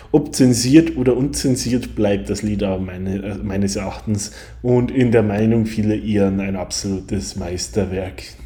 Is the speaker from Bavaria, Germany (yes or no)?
yes; Bavaria, Germany; now in Ireland; Als Bayer und als jemand, der schon in früher Kindheit immer ein begeisterter Christkindlmarktgänger war